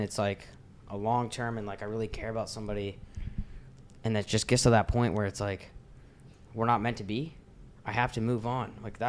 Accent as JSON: {"language": "English", "town": "Miami", "region": "Florida", "country": "United States", "also_born_or_lived": "Colorado", "said": "I'm not really like from there. I'm from Miami. But yeah, my family's back in Colorado."}